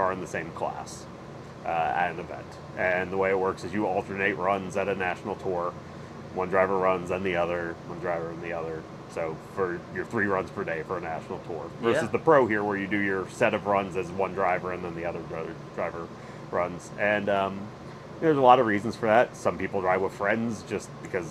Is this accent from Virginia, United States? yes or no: no; northern New Jersey, United States; moved away as an adult; now in Charlotte, United States; I live in Charlotte. I'm originally from New Jersey, northern New Jersey, but I've been in Charlotte since I was 18.